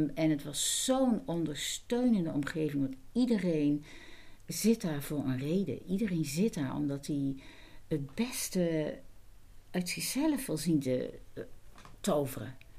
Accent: Netherlands; first language Dutch; ik ben Nederlander

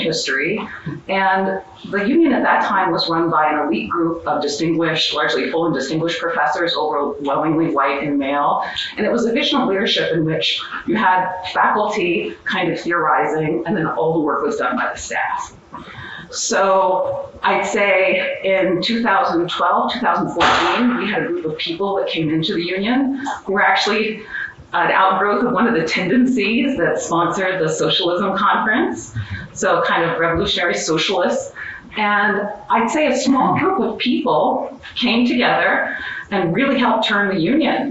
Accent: Western Pennsylvania, United States; I grew up in Western Pennsylvania

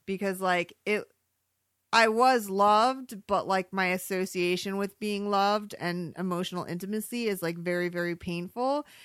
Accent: Michigan, United States; now in Arizona, United States; I grew up in Michigan

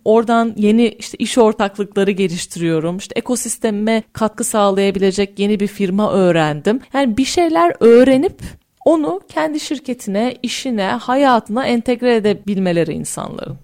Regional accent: Turkey; ben Türkiye'de yetiştim. Yani burada yetiştim.

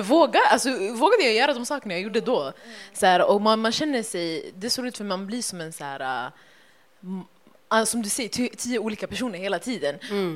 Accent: Stockholm, Stockholm County, Sweden; Vi är från Husby, blåa linjen

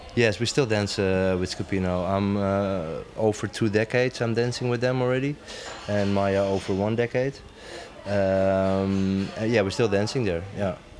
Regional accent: Amsterdam, North Holland, Netherlands; now in Rotterdam, Netherlands; I'm from Amsterdam, living half my life in Rotterdam.

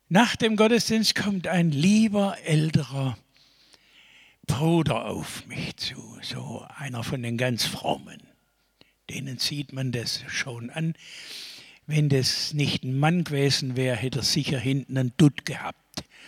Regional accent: Stuttgart, Baden-Württemberg, Germany; Ich komme doch aus Stuttgart.

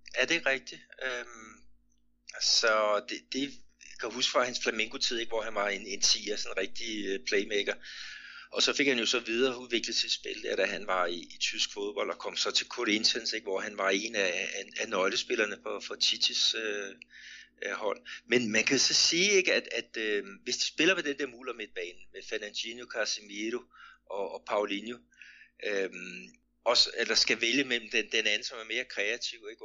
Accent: Denmark; moved away; jeg er dansker

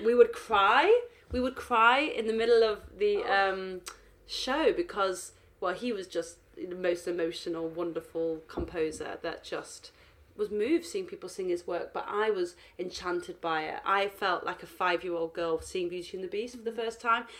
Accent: Manchester, North West England, United Kingdom; moved away as an adult; now in London, United Kingdom; at 18 I moved to London from from Manchester to study human genetics at University College London.

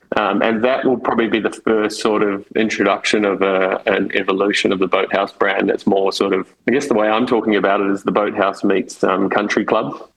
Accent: New Zealand; now in Sydney, Australia; I'm, I'm a Kiwi. I grew up in, in New Zealand

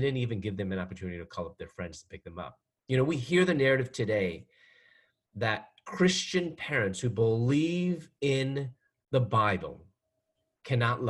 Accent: Chicago, Illinois, United States; moved away as an adult; also born or lived in Louisville, Kentucky / Atlanta, Georgia; I'm from Chicago

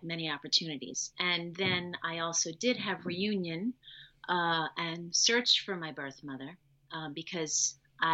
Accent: New York City, New York, United States; also born or lived in Long Island; I am originally from New York. I was born in New York City. I lived with my birth family for 15 months

